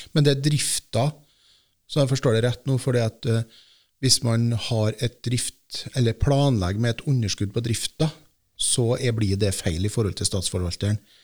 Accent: Heim, Trøndelag, Norway; er jo født og oppvokst i Heim kommune

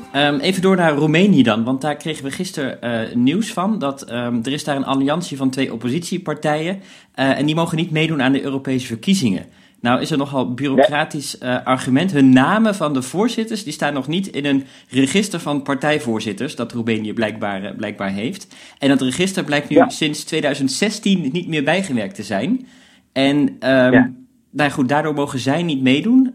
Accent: Netherlands; wij, die wij aangaan als, als Nederlanders

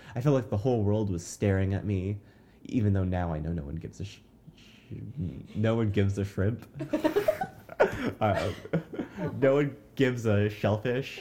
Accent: Lakeside, California, United States; I'm from Lakeside, California

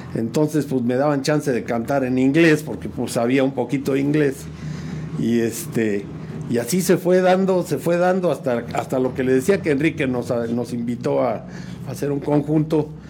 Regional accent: San Juan del Río, Querétaro, Mexico; also born or lived in Mexico City; yo llegué muy chico tendría unos 4 o 5 años por ahí.

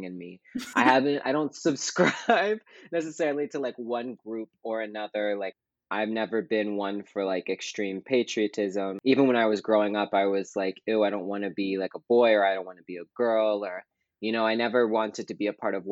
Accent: Pittsburgh, Pennsylvania, United States; also born or lived in Toledo, Ohio; I was born in Toledo, Ohio, and then I moved to Pittsburgh, Pennsylvania. So technically, I am a Western Pennsylvania Pittsburgher

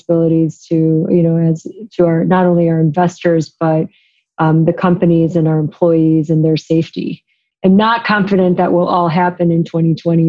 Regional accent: Chicago, Illinois, United States; moved away as an adult; also born or lived in East Coast; I am from Chicago. And I, during my time at the firm, moved back to Chicago

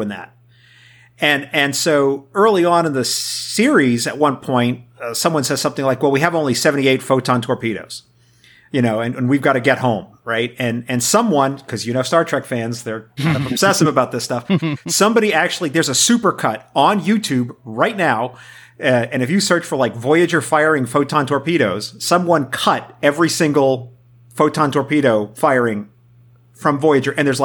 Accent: New York City, New York, United States; I grew up in New York City

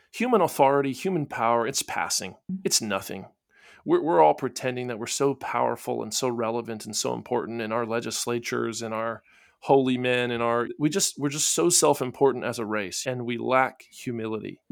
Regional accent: Florida, United States; I come from Florida

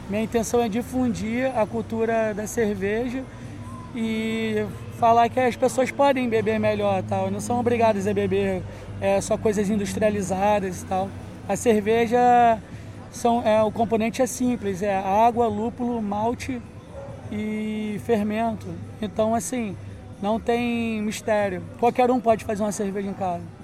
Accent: Rio de Janeiro, Brazil; eu sou cria de Guadalupe

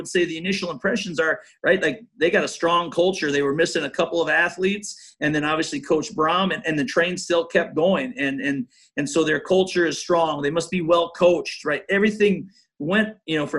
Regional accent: Iowa, United States; moved away; I still have strong ties to Iowa, being from there and my family and everything

